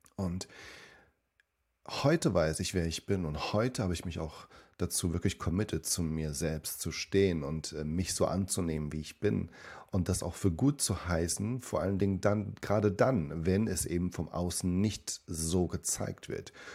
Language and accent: German; Germany; also born or lived in Suzano, Brazil / São Paulo, Brazil; ich bin dort groß geworden und bin mit fünf Jahren dann mit ihnen gemeinsam und mit meinem Bruder da nach Deutschland ähm, ja, für mich hingezogen